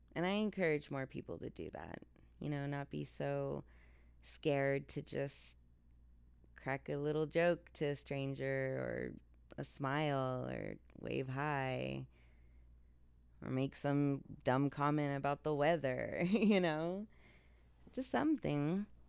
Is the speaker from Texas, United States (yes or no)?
yes; El Paso, Texas, United States; my hometown of El Paso, Texas